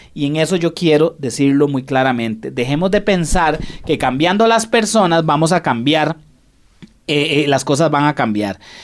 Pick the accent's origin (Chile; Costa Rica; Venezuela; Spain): Costa Rica; así somos los ticos. Desgraciadamente, los ticos no nos gusta enfrentar.